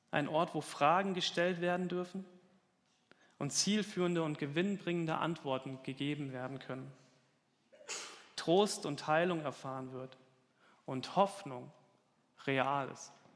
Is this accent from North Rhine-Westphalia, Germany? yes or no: no; Falkenberg, Hesse, Germany; moved away; in Falkenberg, mitten auf dem Land. Das ist meine Heimat. Da komme ich her.